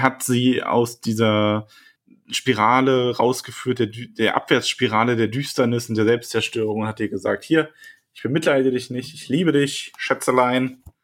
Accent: Bavaria, Germany; ich komme aus Bayern

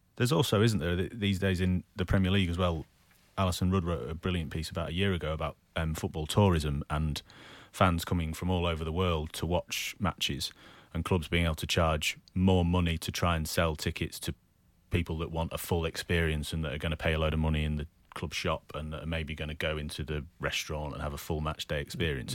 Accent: Manchester, North West England, United Kingdom; growing up in Manchester

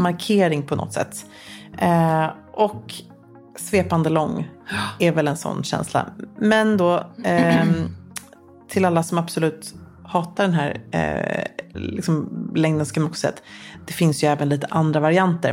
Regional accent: Luleå, Norrbotten County, Sweden; jag växte upp i Luleå

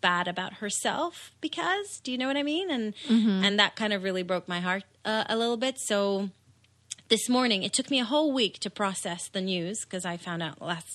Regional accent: Israel; moved away; I was born in Israel. In Israel, you sort of start school when you're six.

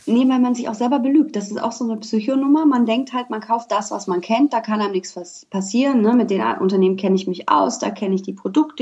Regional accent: Düsseldorf, North Rhine-Westphalia, Germany; ich bin gebürtige Düsseldorferin

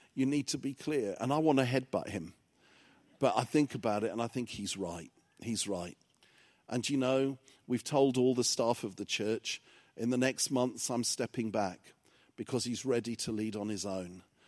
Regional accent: England, United Kingdom; English is a second language; when I started school, I couldn't speak any English, 'cause my parents were, um, immigrants to England from Cyprus

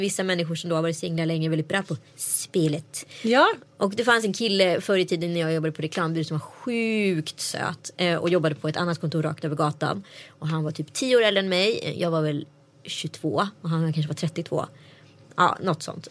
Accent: Strömstad, Västra Götaland, Sweden; jag var en bra neger i Strömstad

